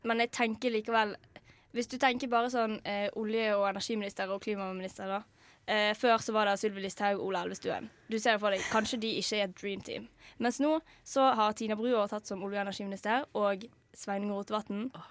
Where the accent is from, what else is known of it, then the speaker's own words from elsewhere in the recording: Vestland, Norway; ryktet til meg som vestlending